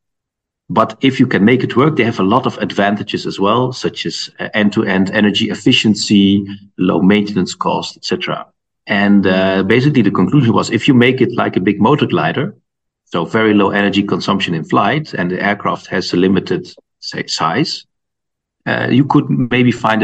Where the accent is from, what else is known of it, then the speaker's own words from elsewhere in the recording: Netherlands; moved away as an adult; also born or lived in Delft, Netherlands; now in Munich, Germany; I'm from the Netherlands originally